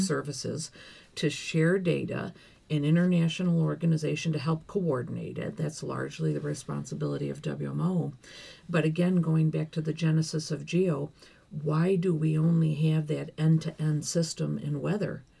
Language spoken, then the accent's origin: English; Dalton, New York, United States; now in Geneva, Switzerland; I'm from Dalton, New York